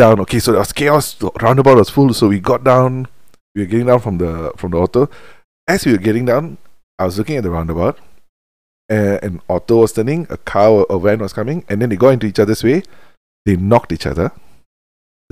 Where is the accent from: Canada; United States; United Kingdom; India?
India; now in Malaysia; I am Indian. I am from India